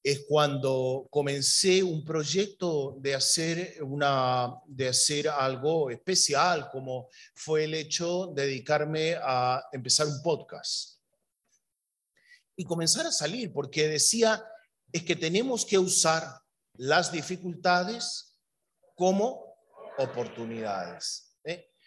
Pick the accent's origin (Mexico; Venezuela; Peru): Peru; born there; yo soy peruano de nacimiento, yo iba guiando